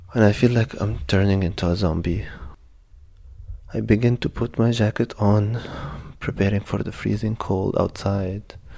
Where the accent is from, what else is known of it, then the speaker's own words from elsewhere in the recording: Egypt; moved away as an adult; now in Berlin, Germany; I'm from Egypt